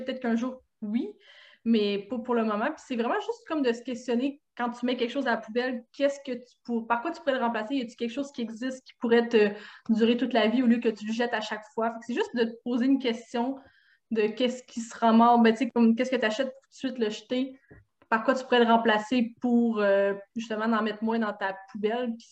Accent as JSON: {"language": "French", "area": "Saguenay", "region": "Quebec", "country": "Canada", "said": "je viens du Saguenay"}